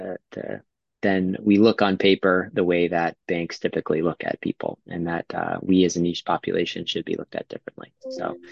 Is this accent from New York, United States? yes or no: no; New Hampshire, United States; moved away; also born or lived in Western Massachusetts / Dartmouth / Boston; grew up in New Hampshire